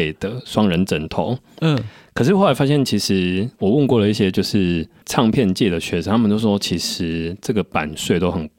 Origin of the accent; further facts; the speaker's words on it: Taiwan; first language Taiwanese Hokkien; 我的母语就是台语，因为毕竟从小家里讲的是台语。